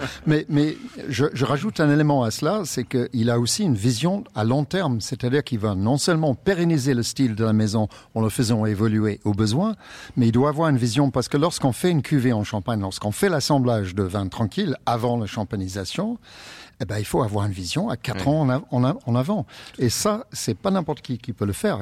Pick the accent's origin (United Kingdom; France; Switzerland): United Kingdom; England; moved away; mon pays d'origine, qui est l'Angleterre